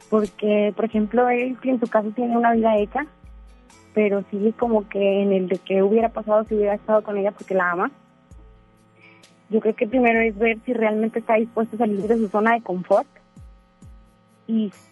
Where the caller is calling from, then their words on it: Monterrey, Nuevo León, Mexico; De Monterrey.